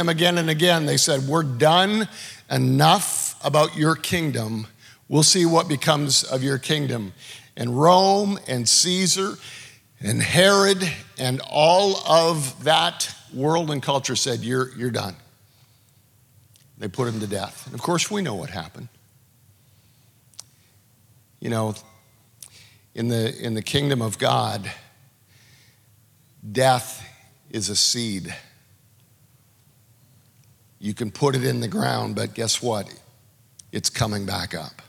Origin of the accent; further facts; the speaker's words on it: Canada; now in United States; I'm a Canadian